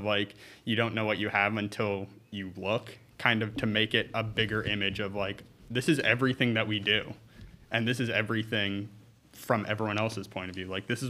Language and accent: English; St. Clair, Pennsylvania, United States; growing up in St. Clair, I used to bike down the highway to get to Pottsville.